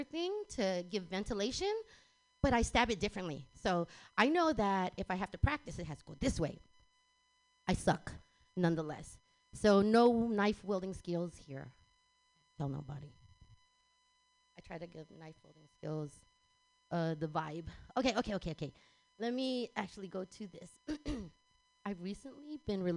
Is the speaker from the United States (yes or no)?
yes; San Francisco, California, United States; moved away as an adult; also born or lived in Texas; I was born and raised here in San Francisco